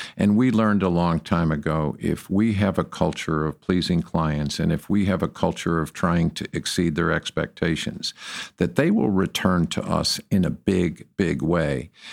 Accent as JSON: {"language": "English", "town": "Detroit", "region": "Michigan", "country": "United States", "moved": "as an adult", "lives_now": "Texas, United States", "said": "I came from Detroit, Michigan"}